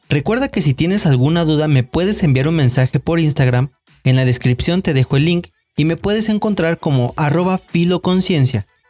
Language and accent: Spanish; Mexico; la identidad que se nos ha inculcado es la misma que nos ha hecho creer que México es uno y sin matices